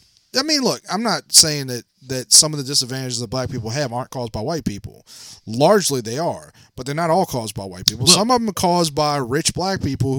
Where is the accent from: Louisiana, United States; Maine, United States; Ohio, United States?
Louisiana, United States; New Orleans; we're from New Orleans. We're from below sea level.